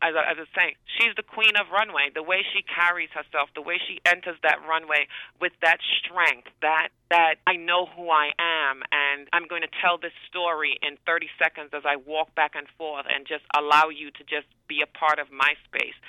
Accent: Tobago, Trinidad & Tobago; moved away; coming from a small island, um, I'm from Trinidad and Tobago, the smaller island of Tobago

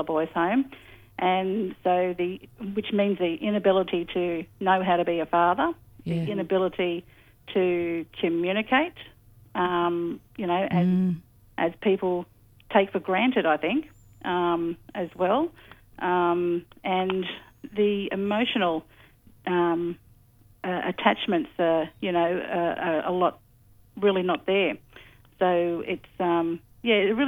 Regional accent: Sydney, New South Wales, Australia; I've been born and lived on this country for all my life

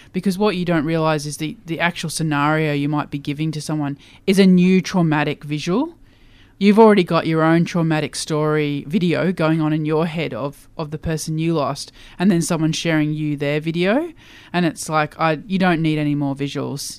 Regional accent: Queensland, Australia; I grew up in Queensland

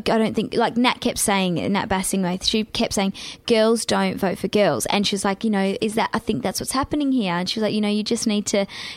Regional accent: Perth, Western Australia, Australia; moved away as an adult; I missed Perth.

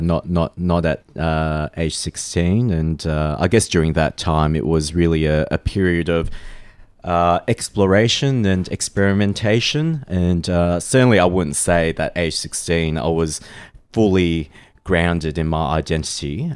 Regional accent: Australia; also born or lived in Malaysia; having grown up in Australia, um, y, you know, I do also identify myself as being Australian

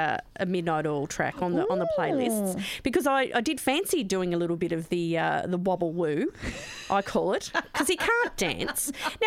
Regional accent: Geelong, Victoria, Australia; I come from Geelong

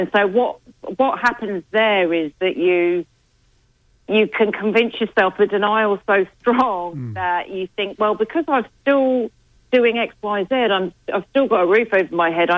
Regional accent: England, United Kingdom; now in Australia

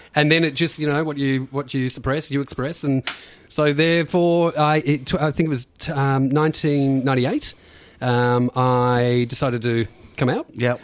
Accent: Beaumaris, Victoria, Australia; I grew up in Bayside, Beaumaris

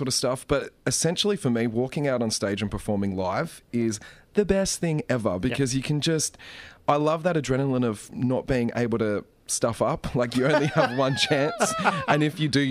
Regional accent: Melbourne, Victoria, Australia; the Melbourne Symphony Orchestra in my hometown

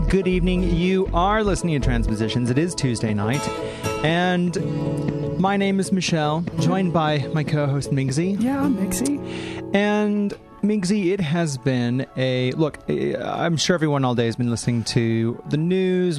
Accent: St. Louis, Missouri, United States; moved away as an adult; now in Australia; my hometown of St. Louis

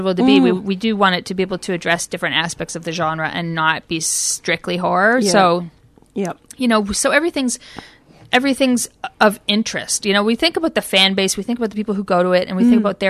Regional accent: Canada; now in Australia; being from overseas, being from Canada

